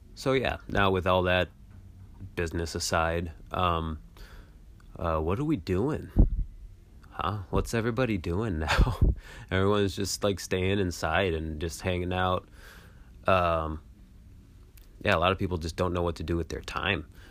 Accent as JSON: {"language": "English", "region": "Michigan", "country": "United States", "moved": "as an adult", "lives_now": "Washington, D.C., United States", "said": "I'm from Michigan, and I moved out to Washington, D C"}